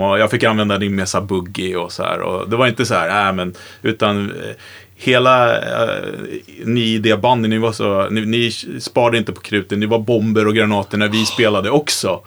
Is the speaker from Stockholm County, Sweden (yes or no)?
yes; Vaxholm, Stockholm County, Sweden; jag kommer från Vaxholm